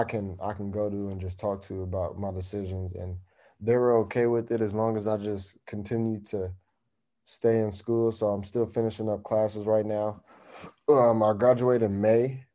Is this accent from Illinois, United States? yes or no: no; East Palo Alto, California, United States; I grew up in East Palo Alto